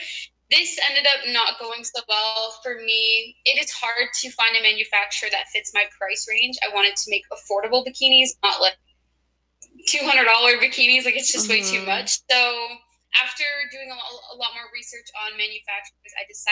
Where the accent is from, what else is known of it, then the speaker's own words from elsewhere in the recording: Toronto, Ontario, Canada; I'm 20 years old now and I'm from Toronto